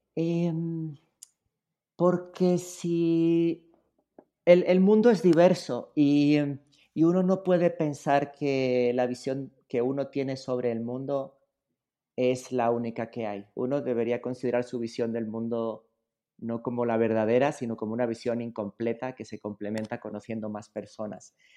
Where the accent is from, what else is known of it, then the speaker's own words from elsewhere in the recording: Spain; moved away as an adult; now in Mexico; a mí me tocó nacer y vivir en España durante mucho tiempo, eh, pero la verdad ya cuando vine para acá ya no regresé